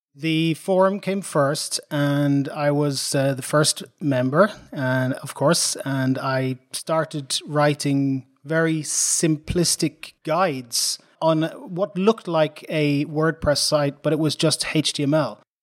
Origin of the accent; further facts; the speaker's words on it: Dublin, Leinster, Ireland; moved away as an adult; now in Sweden; I'm an Irish guy, so I was born in Dublin. Ireland, nineteen sixty-six